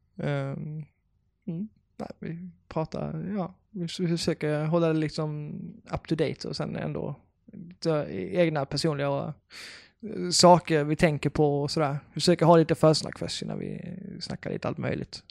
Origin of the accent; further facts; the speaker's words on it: Karlshamn, Blekinge, Sweden; now in Lund, Sweden; jag kommer från Karlshamn i Blekinge